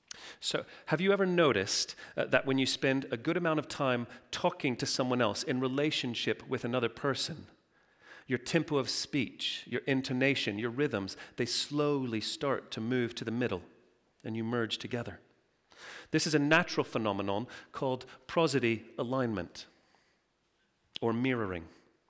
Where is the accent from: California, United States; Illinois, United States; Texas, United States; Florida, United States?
Texas, United States; Now, I'm from Texas. You may not have thought that from my accent, but when I do go home and I speak to my mom, it's all, "Howdy, y'all.